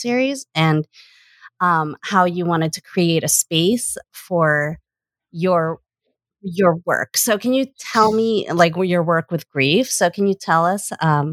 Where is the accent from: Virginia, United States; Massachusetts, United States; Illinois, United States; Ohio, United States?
Massachusetts, United States; Boston; I was born in Boston